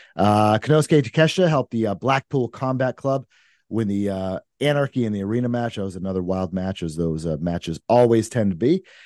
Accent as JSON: {"language": "English", "region": "Maine", "country": "United States", "moved": "yes", "lives_now": "New Hampshire, United States", "said": "I'm originally from Maine"}